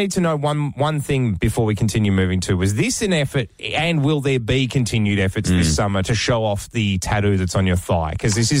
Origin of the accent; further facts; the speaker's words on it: Victoria, Australia; moved away; I'm from Victoria